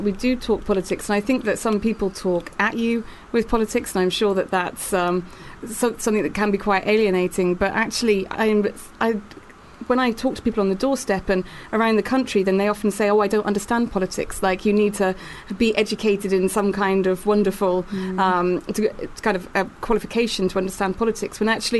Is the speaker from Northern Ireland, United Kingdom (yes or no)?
no; Newport, Wales, United Kingdom; moved away; Yeah, I'm from Wales. So I was from Newport in South Wales.